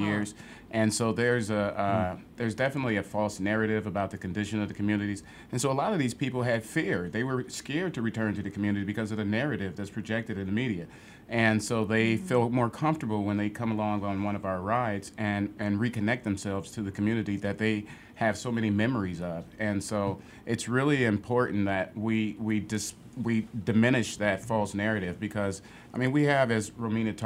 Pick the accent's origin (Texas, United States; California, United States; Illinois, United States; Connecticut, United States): Illinois, United States; Chicago; growing up in Chatham on the South Side